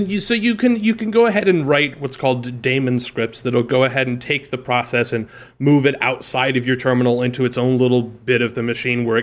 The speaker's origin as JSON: {"language": "English", "region": "Midwest", "country": "United States", "tie": "born or raised there", "moved": "yes", "lives_now": "New York, United States", "said": "growing up in the Midwest"}